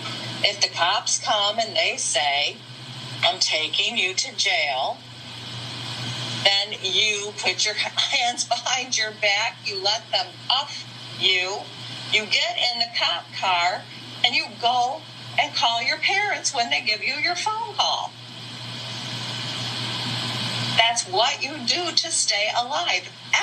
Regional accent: the South, United States; I am a woman of color who has lived in the South, who was born and raised in the South, who experienced racism firsthand, even when I was a child

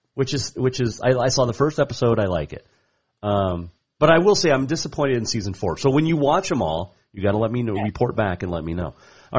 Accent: Bozeman, Montana, United States; when I grew up in Bozeman

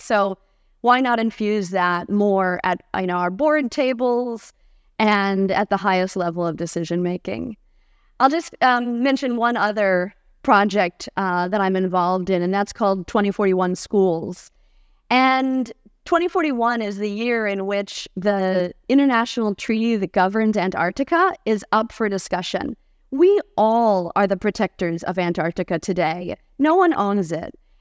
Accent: Cleveland, Ohio, United States; now in Santa Barbara, United States; I grew up in Cleveland, Ohio. Uh, even though I'm now based in Santa Barbara, California, I like to say I'm a proud Californian with Midwestern roots

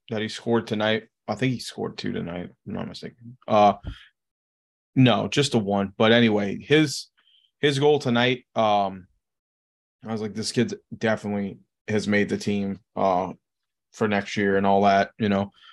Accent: Louisiana, United States; It's not in Louisiana, but it's, it's pretty close. It's about an hour outside of my hometown.

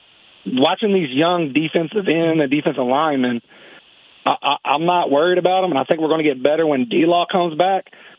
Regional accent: Louisville, Kentucky, United States; moved away as an adult; now in Nashville, United States; I'm originally from Louisville, Kentucky.

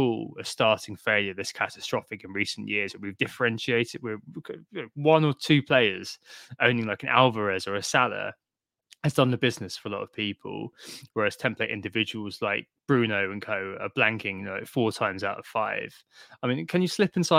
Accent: Brentford, London, United Kingdom; A Freudian shout out for my hometown there

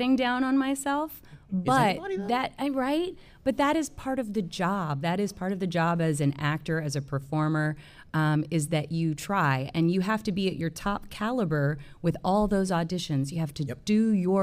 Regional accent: Memphis, Tennessee, United States; moved away as an adult; now in Los Angeles, United States; I'm originally from Memphis.

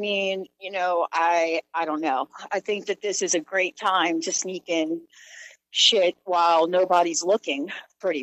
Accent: New Orleans, Louisiana, United States; also born or lived in Alaska; now in Indianapolis, United States; I am from New Orleans

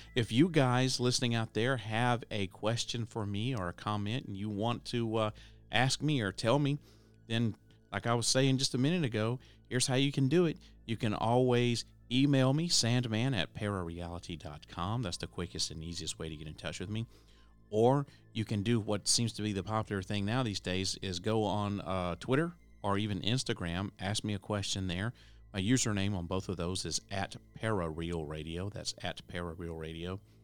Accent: Tennessee, United States; here in my home state of Tennessee

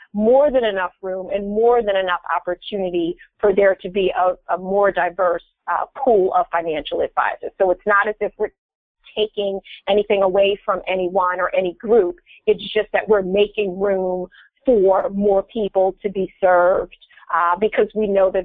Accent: Philadelphia, Pennsylvania, United States; here in Philadelphia, which is my hometown

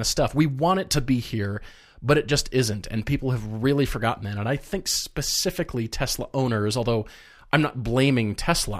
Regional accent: Fort Collins, Colorado, United States; moving to Fort Collins, Colorado. My my hometown where I grew up.

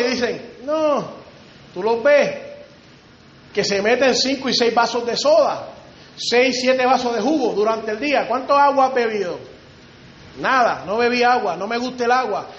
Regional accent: Río Grande, Puerto Rico; Allá en Río Grande, de donde yo vengo, de Puerto Rico

